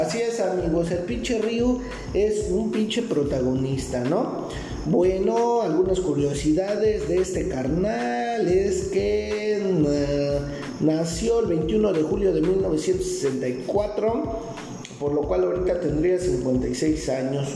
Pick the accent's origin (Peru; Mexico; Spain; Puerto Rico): Mexico; yo soy de México